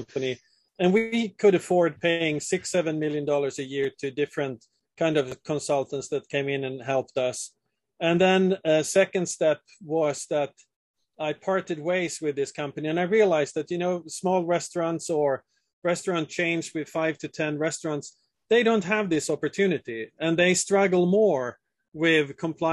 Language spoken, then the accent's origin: English; southern Sweden, Sweden; moved away as an adult; also born or lived in Italy / Switzerland; born and raised in Sweden, in southern Sweden, where food is a huge part of the culture.